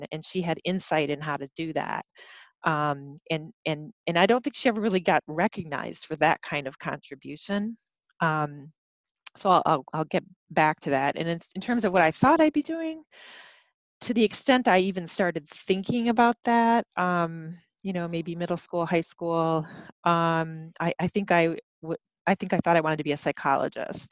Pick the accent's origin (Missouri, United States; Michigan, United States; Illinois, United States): Michigan, United States; now in Madison, United States; I'm not from here originally, I'm from Michigan